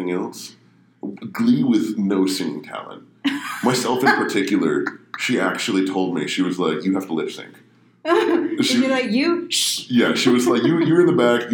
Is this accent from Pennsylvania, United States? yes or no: yes; an hour east of Pittsburgh, near the Flight 93 crash site, Pennsylvania, United States; I was born in Pittsburgh, but I grew up an hour to the east, about 8 miles from where Flight 93 crashed